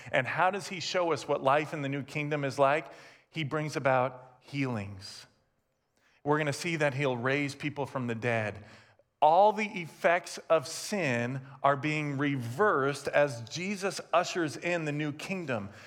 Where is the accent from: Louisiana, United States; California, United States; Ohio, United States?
California, United States; I grew up in Southern California, and when I think of kingdom, my natural tendency and thought is the magic kingdom. I grew up an hour and 15 minutes south of Disneyland